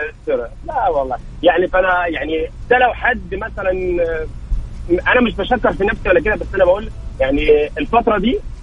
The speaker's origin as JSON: {"language": "Arabic", "country": "Egypt", "moved": "as an adult", "lives_now": "Mecca, Saudi Arabia", "said": "انا مصري"}